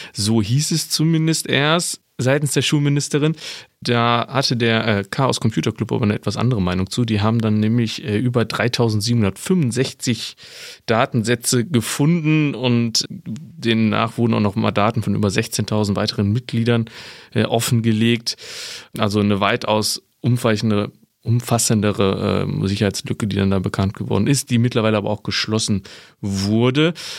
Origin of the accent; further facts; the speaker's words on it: North Rhine-Westphalia, Germany; bei uns in Nordrhein-Westfalen